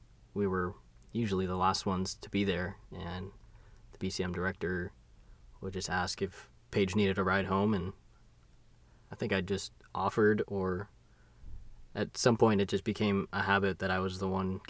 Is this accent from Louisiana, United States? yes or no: no; Huntington Beach, California, United States; moved away; my hometown in Huntington Beach